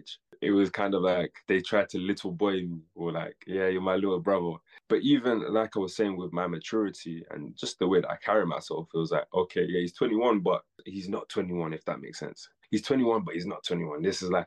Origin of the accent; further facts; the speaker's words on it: Birmingham, West Midlands, United Kingdom; I'm from Birmingham